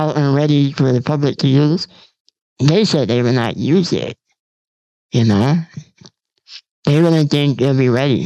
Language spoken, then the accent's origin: English; United States; I'm from the United States